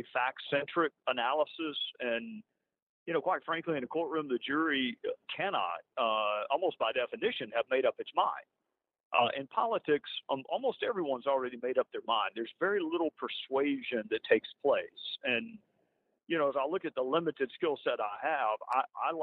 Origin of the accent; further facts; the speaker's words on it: South Carolina, United States; We're both from South Carolina.